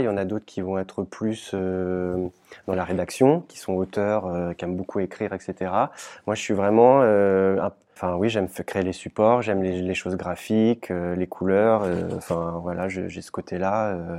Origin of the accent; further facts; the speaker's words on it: Caen, Normandy, France; chez nous à Caen